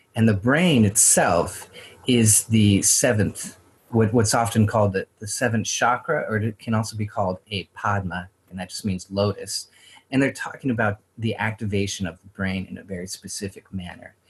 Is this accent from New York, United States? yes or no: no; Idaho Panhandle and Spokane, United States; born or raised there